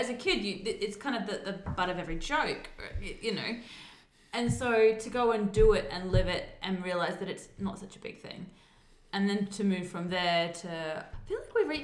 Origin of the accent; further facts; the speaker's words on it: South Australia, Australia; I grew up, we went to Maslin Beach because I'm from South Australia